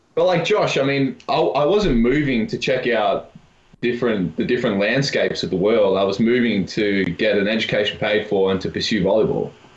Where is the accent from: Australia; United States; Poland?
Australia; Melbourne, Victoria; moved away as an adult; now in Kamloops, Canada; I'm from Melbourne, which is four or five million.